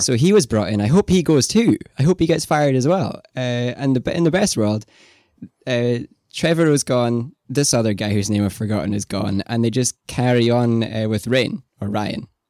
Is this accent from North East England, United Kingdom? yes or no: no; Scotland, United Kingdom; You and I both being, uh, Scottish, me more than you